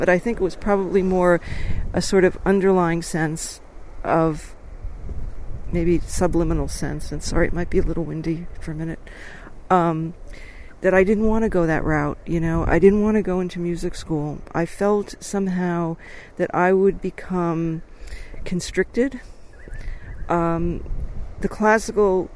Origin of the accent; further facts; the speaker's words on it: Dobbs Ferry, New York, United States; I grew up outside of New York in this beautiful place called Dobbs Ferry